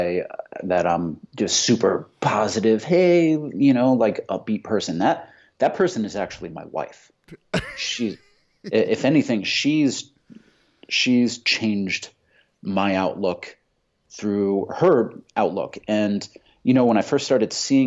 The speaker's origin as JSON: {"language": "English", "town": "Fairfield", "region": "Connecticut", "country": "United States", "tie": "born or raised there", "said": "Connecticut, in this fucking place called Fairfield, Connecticut"}